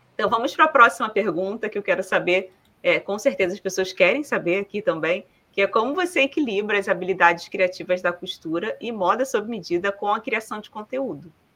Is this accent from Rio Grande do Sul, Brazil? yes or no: no; Rio de Janeiro, Brazil; accent: carioca; moved away; also born or lived in Paraná; Eu vim também do Rio de Janeiro, morava numa comunidade do Rio